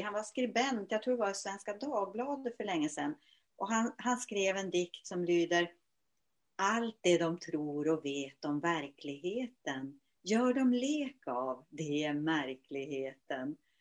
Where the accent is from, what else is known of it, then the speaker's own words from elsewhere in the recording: Luleå, Norrbotten County, Sweden; now in Åkersberga, Sweden; Jag är ursprungligen född i Luleå, numera bosatt i Åkersberga där jag har hem och ateljé.